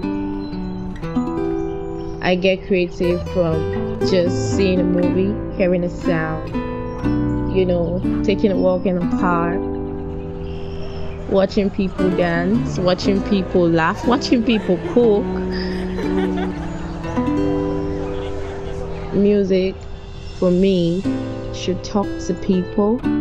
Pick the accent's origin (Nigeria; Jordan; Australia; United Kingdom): Nigeria; Lagos; also born or lived in Imo State, Nigeria; I was born in Lagos and I grew up around the Yoruba people